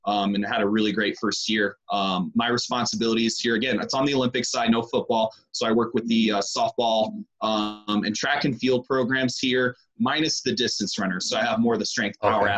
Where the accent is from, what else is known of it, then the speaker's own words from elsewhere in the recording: Vancouver Island, British Columbia, Canada; moved away as an adult; now in Colorado, United States; I was born in Vancouver, but I was raised on Vancouver Island